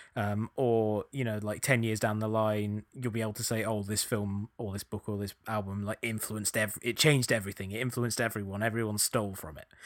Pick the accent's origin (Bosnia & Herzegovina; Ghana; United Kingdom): United Kingdom; England; accent: English; now in United States